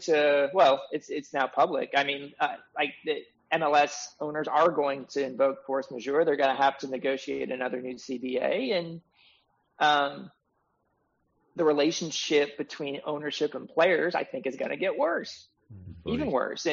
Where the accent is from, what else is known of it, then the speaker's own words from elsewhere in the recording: Kansas City, United States; I'm from Kansas City.